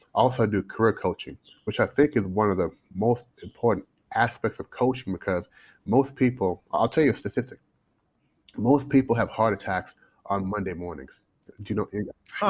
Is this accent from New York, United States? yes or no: no; Louisville, Kentucky, United States; born or raised there; moved away as an adult; also born or lived in Toronto, Canada; now in China